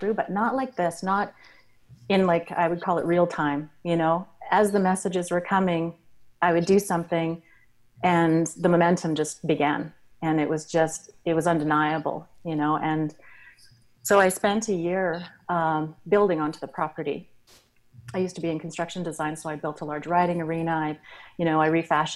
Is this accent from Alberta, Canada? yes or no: yes; Alberta, Canada; moved away as an adult; also born or lived in Australia; now in Kamloops, Canada; I was born in Australia and moved around the world and grew up in Alberta.